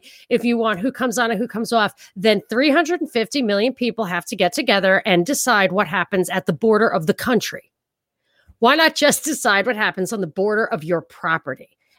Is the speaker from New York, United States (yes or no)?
yes; New York, United States; I'm from New York. I thrive on it. I love it. My culture is everything.